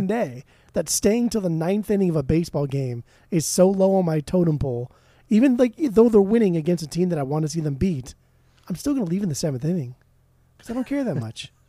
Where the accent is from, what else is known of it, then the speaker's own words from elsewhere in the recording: Orange County, California, United States; I'm from Orange County